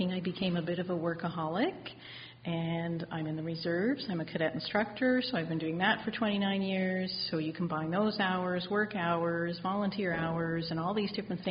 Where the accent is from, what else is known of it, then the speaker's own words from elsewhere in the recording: outside of Halifax, Nova Scotia, Canada; Just outside of Halifax. So it was a great outdoor living kind of lifestyle.